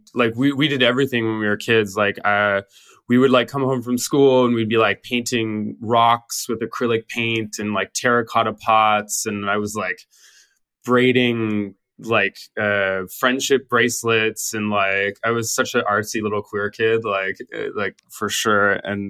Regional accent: British Columbia, Canada; moved away as an adult; I took a year off from high school, and then I went to North Island College in my hometown, and I started my art program there.

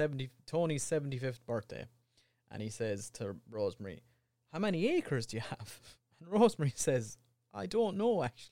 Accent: Ireland; accent: Irish; when I was in America, I didn't talk in the fullness of my Irishness accent.

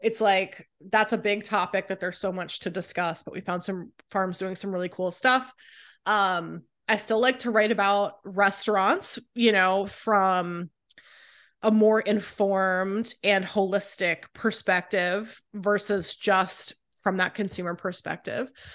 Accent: Raleigh, North Carolina, United States; moved away as an adult; also born or lived in Southern California; now in Philadelphia, United States; I grew up in California and then North Carolina

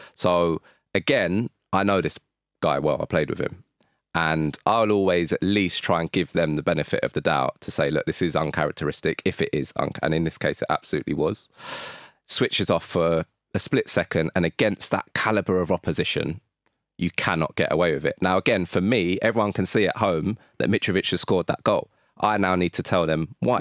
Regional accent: London, United Kingdom; I'm from North London

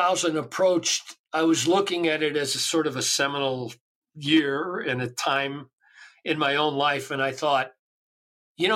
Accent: Chicago, Illinois, United States; I grew up in Chicago

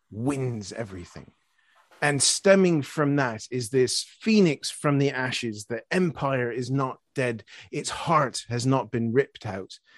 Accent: Canada; now in United Kingdom; Yeah, as a Canadian, yeah, we, the only, the only armored, fully equipped division defending Britain after Dunkirk was the first Canadian one

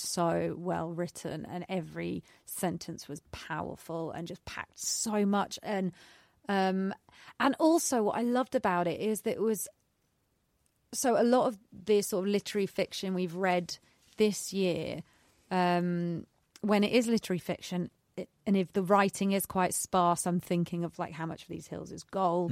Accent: United Kingdom; we are British

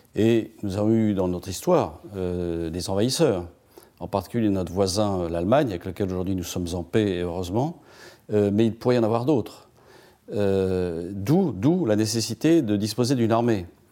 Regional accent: France; on est des Gaulois euh, râleurs

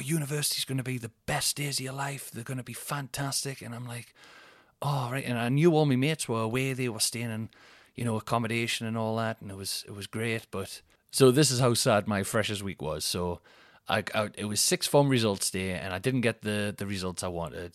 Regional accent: Newcastle upon Tyne, North East England, United Kingdom; I'm from Newcastle

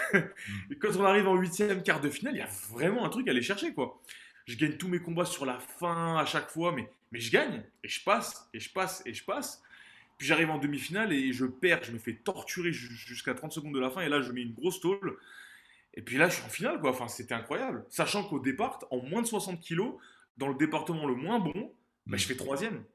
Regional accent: Montpellier, Occitania, France; je suis né à Montpellier, dans le sud de la France, en 94

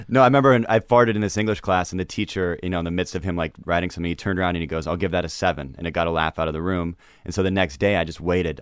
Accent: Seattle, Washington, United States; I'm from Seattle

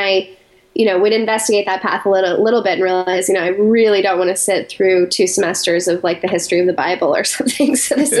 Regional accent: Colorado Springs, Colorado, United States; moved away as an adult; also born or lived in New York City; I grew up in Colorado Springs, Colorado.

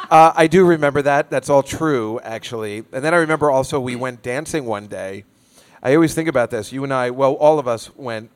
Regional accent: New Jersey, United States; I'm from Jersey.

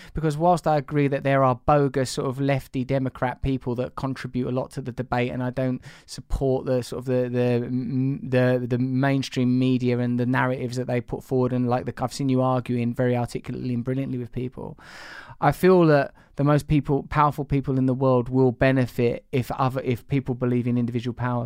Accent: Essex, East of England, United Kingdom; I'm from Essex

